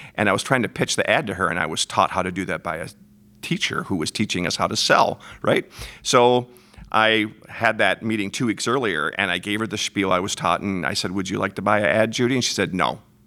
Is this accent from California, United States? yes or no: no; Frankenmuth, Michigan, United States; born and raised in Frankenmuth, Michigan